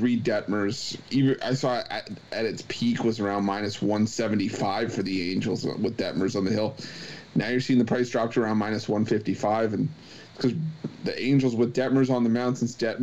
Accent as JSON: {"language": "English", "town": "Toronto", "region": "Ontario", "country": "Canada", "tie": "born or raised there", "said": "my hometown team"}